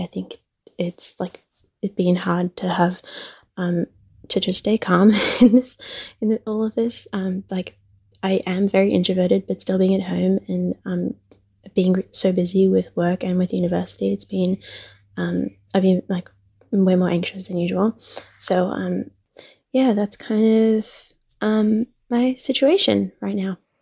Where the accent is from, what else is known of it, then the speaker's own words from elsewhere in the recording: Australia; I'm from Australia